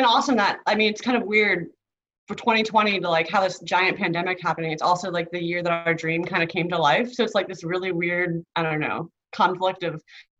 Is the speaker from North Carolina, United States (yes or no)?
yes; North Carolina, United States; moved away as an adult; also born or lived in Florida / Colorado / Ukraine; now in New Zealand; I'm from the deep south of the U.S., so North Carolina. I was born in Florida, but grew up on the East Coast